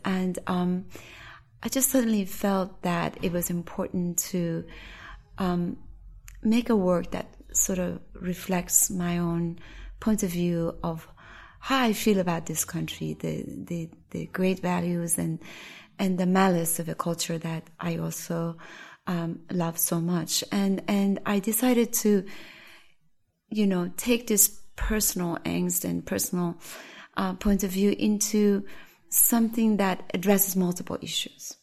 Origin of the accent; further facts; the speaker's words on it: Iran; now in New York, United States; as an Iranian living in New York for so long